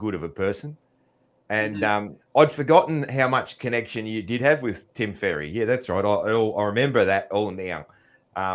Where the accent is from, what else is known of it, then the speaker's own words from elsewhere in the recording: Australia; I'm a bad Australian